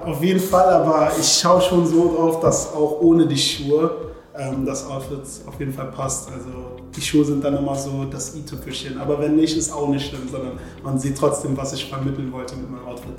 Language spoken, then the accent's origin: German; Germany; Ich sehe mich halt als Deutscher, ich kenne halt nur die deutsche Kultur